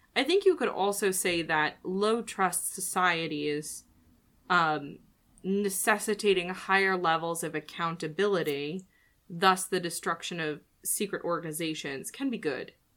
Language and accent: English; United States; as an American